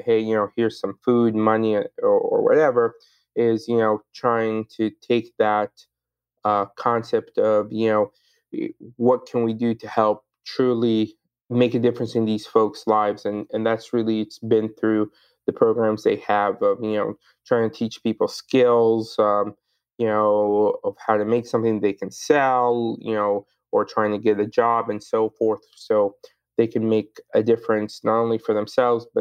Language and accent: English; Sudan; moved away; also born or lived in Egypt; I was born in Sudan, but my family's background is in Egypt